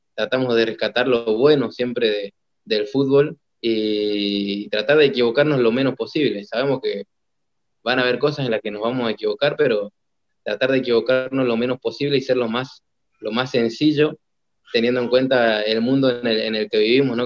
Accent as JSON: {"language": "Spanish", "country": "Argentina", "said": "empecé a plantar esa idea, no solamente en mi país"}